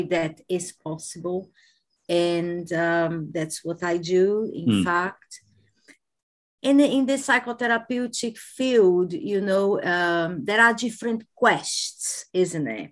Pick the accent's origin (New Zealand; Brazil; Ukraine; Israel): Brazil; moved away as an adult; now in United Kingdom; I am originally from Brazil, but I have been living in the UK for the past 22 years.